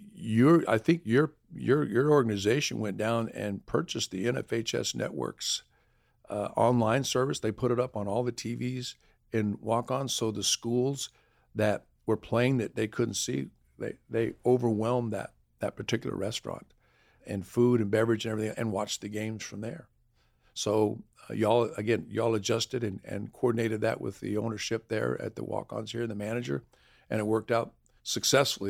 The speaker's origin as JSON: {"language": "English", "region": "Arizona", "country": "United States", "tie": "born or raised there", "moved": "yes", "lives_now": "Louisiana, United States", "said": "I'm born and raised in Arizona, so we're used to the heat."}